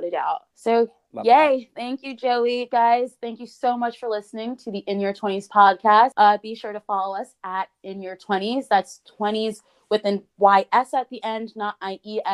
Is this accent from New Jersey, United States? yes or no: yes; near Philadelphia, New Jersey, United States; moved away as an adult; growing up near Philly and then obviously I'm closer to New York now